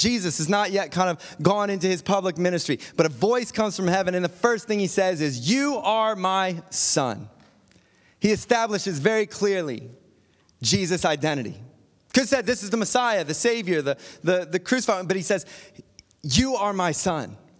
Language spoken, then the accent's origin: English; Akron, Ohio, United States; moved away as an adult; also born or lived in Tallmadge, Ohio / Indiana / New York / Perth, Australia; "Are you from Akron, Ohio?" That's where I was born.